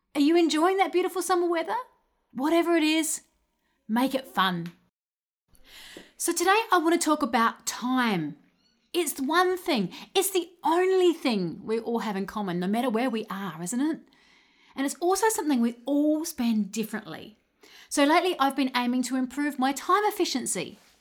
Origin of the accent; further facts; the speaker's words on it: Adelaide, South Australia, Australia; I come from Adelaide, Australia